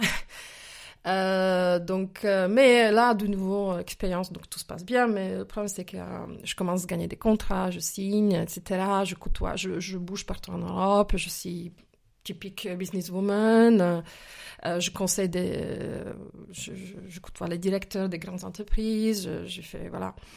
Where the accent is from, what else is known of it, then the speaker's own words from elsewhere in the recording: Slovakia; French is a second language; moved away as an adult; now in France; je suis née il y a quelques années, quelques décennies déjà, en Slovaquie, plus précisément en Tchécoslovaquie à l'époque communisme, en fait. Voilà, j'ai grandi dans ce pays jusqu'à jusqu'à à peu près 19 ans, euh, que j'ai quitté justement pour la France